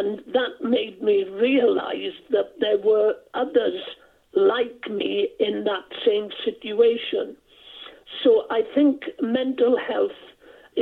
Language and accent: English; South Wales, United Kingdom; first language Welsh; English is a second language; also born or lived in Blaenau Ffestiniog, North Wales; I'm a Welshman. I was born in North Wales in a little village called Dolrhedyn, just outside the town of Blenheithfestiniog. And brought up in a Welsh-speaking family, couldn't speak English until I was gone seven, when the family moved from North Wales down to South Wales.